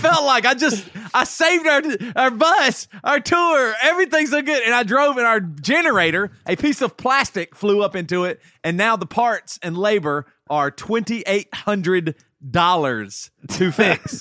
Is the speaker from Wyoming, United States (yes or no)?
no; Greenville, South Carolina, United States; now in Tennessee, United States; I always think of South Carolina's home, and I grew up in Greenville, South Carolina